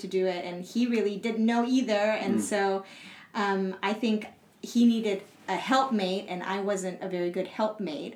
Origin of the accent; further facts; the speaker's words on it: Singapore; moved away as an adult; also born or lived in United States; now in Central Asia; I am half Singaporean and half Swiss.